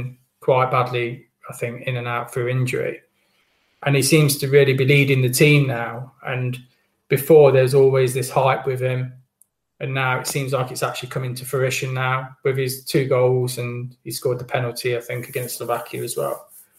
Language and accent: English; Wales, United Kingdom; as a Welsh fan, I don't know. It's a toss of a coin. I've got a gut feeling with this that I think this is goodbye from us.